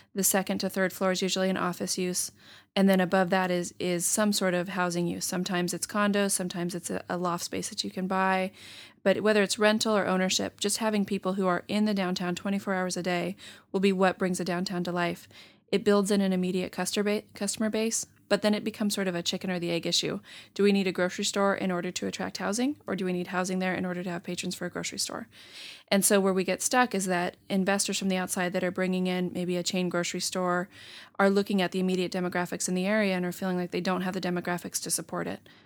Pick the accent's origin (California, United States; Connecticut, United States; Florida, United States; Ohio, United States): California, United States; San Diego; moved away as an adult; now in Stockton, United States; I'm from San Diego, grew up near the beach, so felt a little landlocked at first when I came up here